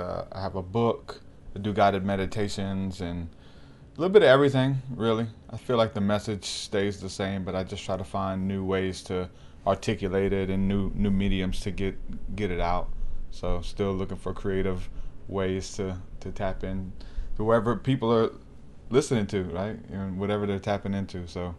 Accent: Houma, Louisiana, United States; born there; But I was born in Houma, Louisiana, and there's a lot of witchcraft there.

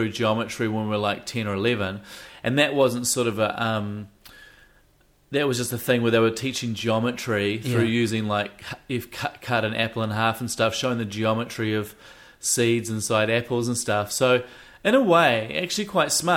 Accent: Wellington, New Zealand; I'm a Wellingtonian.

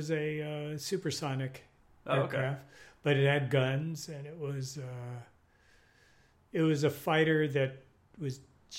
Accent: Los Angeles, California, United States; West Los Angeles.

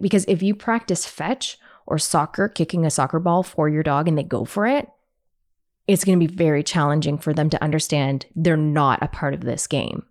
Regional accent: Canada; because I'm Canadian

